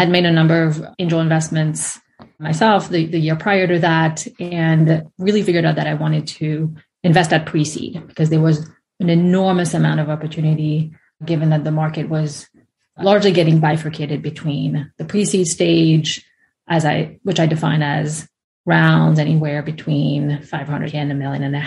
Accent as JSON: {"language": "English", "country": "France", "moved": "as an adult", "lives_now": "United States", "said": "I'm from France originally"}